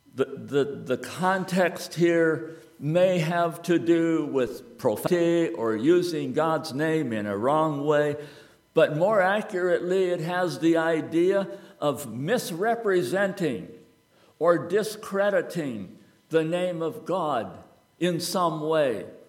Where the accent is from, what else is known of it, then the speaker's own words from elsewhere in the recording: United States; I am an American